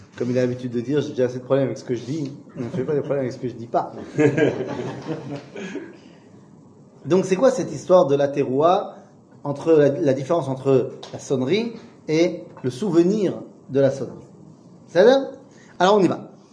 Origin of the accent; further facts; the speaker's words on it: Metz, Grand Est, France; moi je viens de Metz